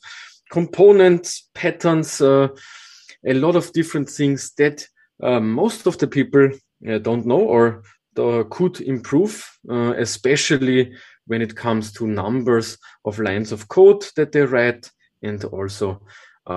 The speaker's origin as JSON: {"language": "English", "country": "Austria", "tie": "born or raised there", "said": "I grew up on the countryside with not a lot of mountains. So for me, forests are the type of nature that I visited a lot when I grew up. Later on, of course, also some nice mountain trips as I come from Austria"}